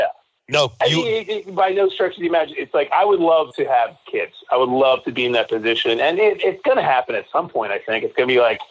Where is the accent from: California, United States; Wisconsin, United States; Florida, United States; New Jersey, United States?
New Jersey, United States; Jersey Shore; moved away as an adult; also born or lived in New York City, New York; So we grew up in Jersey Shore